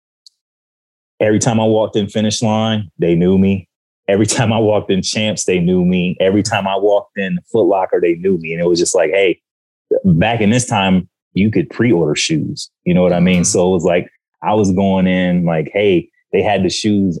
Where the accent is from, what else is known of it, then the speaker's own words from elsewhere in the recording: Sandusky, Ohio, United States; moved away; also born or lived in Virginia; I grew up in Ohio